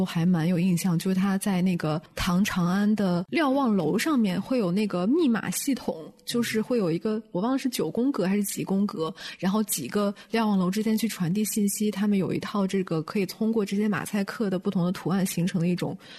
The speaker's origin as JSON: {"language": "Chinese", "region": "Beijing", "country": "China", "said": "我作为一个北京人，从来没有去过。"}